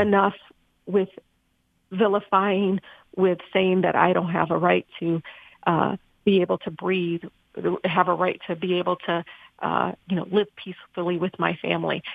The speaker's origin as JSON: {"language": "English", "area": "Wayne County", "region": "Michigan", "country": "United States", "tie": "born or raised there"}